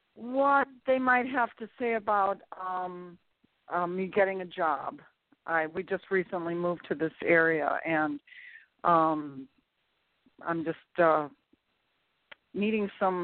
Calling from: Jupiter, Florida, United States; I'm calling from Florida.

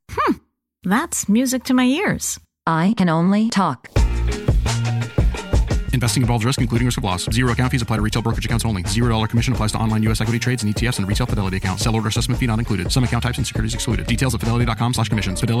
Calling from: Boston, Massachusetts, United States; Hey Chris … I'm from Boston.

